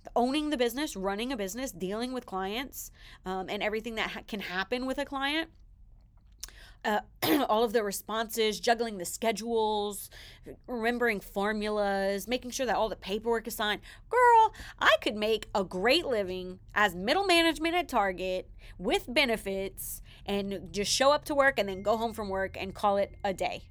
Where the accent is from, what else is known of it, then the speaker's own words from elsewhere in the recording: the South, United States; I'm from the South